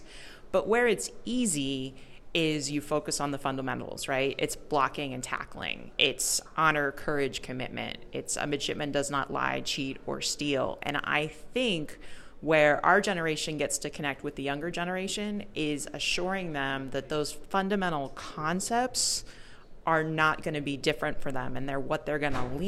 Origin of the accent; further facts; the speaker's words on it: Maryland, United States; moved away as an adult; I grew up in Maryland